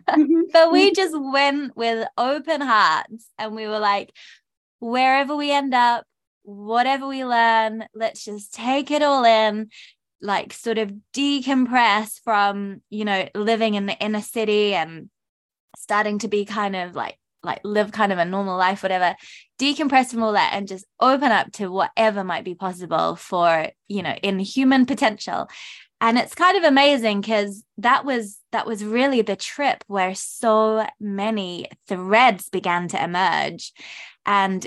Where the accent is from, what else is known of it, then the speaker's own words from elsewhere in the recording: England, United Kingdom; now in New Zealand; I am an English woman living in Aotearoa, New Zealand